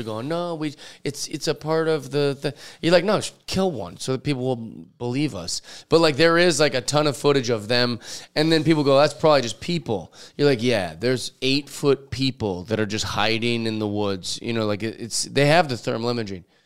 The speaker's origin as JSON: {"language": "English", "town": "Seattle", "region": "Washington", "country": "United States", "tie": "born or raised there", "said": "I grew up in Seattle, so everybody's always telling Bigfoot stories"}